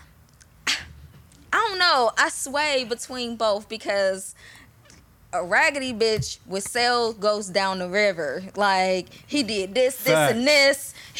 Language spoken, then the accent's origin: English; Columbus, Ohio, United States; I'm from Columbus